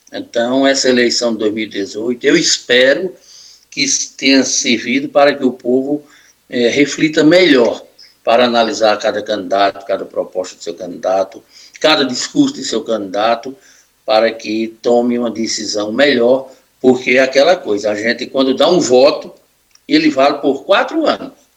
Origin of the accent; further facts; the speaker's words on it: Northeast Region, Brazil; a gente, aqui, como nordestino